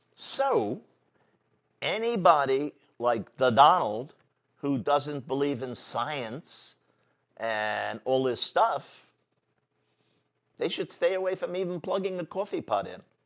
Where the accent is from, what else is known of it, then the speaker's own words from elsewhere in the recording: New York City, New York, United States; I was born in Manhattan, the center of our city